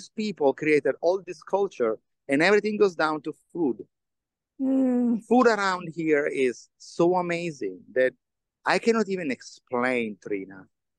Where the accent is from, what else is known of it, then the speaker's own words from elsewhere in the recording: Turin, Piedmont, Italy; moved away; the history of my hometown.